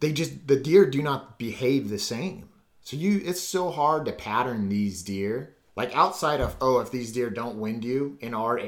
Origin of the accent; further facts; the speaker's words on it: Southern California, United States; my family's back east, but my father was adopted. So I grew up in Southern California